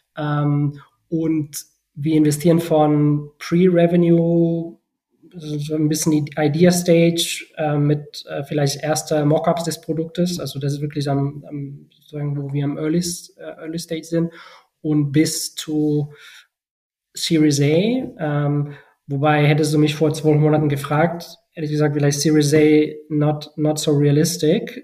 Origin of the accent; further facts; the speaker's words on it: Barcelona, Catalonia, Spain; German is a second language; moved away as an adult; also born or lived in Bonn, Germany / China; von äh, Barcelona, meiner Heimatstadt, nach Deutschland zu ziehen